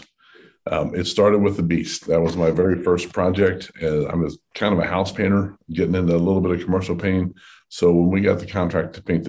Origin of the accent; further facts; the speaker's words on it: Highland Heights, Kentucky, United States; Born and raised in Highland Heights, Campbell County High School grad